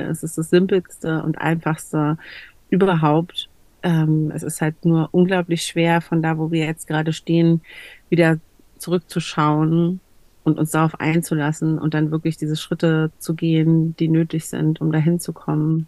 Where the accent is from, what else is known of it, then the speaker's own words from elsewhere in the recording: Berlin, Germany; ich komme aus Berlin, ich bin Deutsche